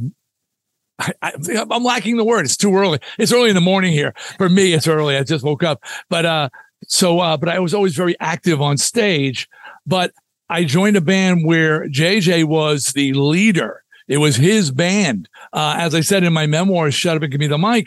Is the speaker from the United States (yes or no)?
yes; Long Island, New York, United States; I was from Long Island.